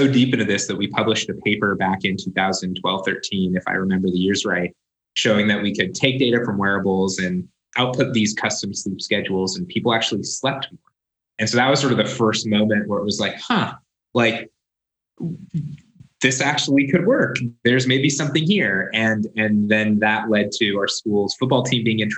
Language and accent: English; Southern California, United States; moved away as an adult; also born or lived in Chicago; I grew up in Southern California